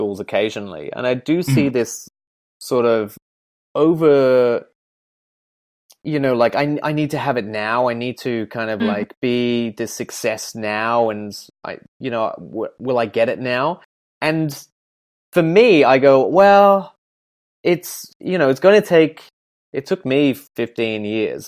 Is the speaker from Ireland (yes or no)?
yes; Ireland; now in Perth, Australia; I'm one of two, and we're both Irish